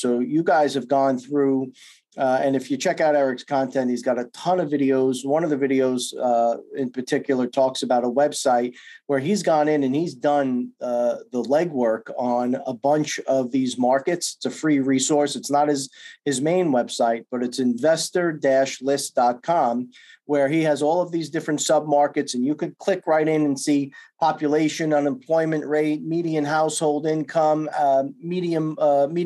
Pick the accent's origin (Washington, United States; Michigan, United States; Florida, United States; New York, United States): New York, United States; I'm from New York